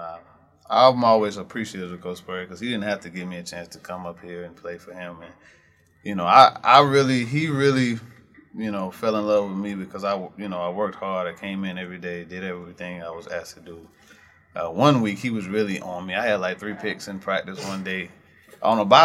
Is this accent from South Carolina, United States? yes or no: yes; Camden, South Carolina, United States; I'm from Camden.